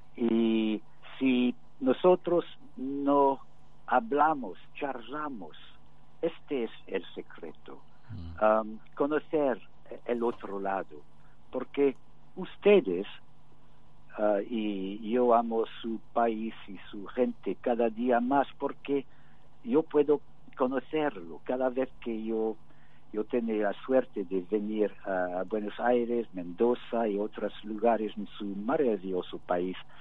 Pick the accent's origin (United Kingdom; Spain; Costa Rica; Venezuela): United Kingdom; Spanish is a second language; somos todos británicos